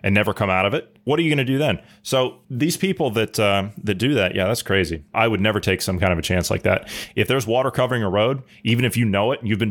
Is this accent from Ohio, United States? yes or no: yes; Ohio, United States; moved away; my native state of Ohio